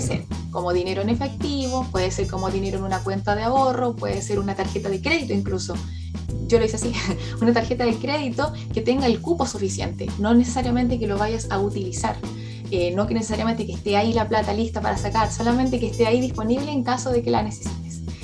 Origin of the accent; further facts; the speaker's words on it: Chile; moved away as an adult; now in New Zealand; Yo como chilena